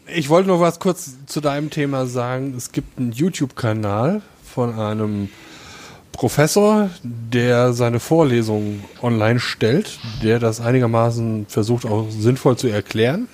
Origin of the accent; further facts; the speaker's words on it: Dillenburg, Hesse, Germany; meiner Geburtsstadt Dillenburg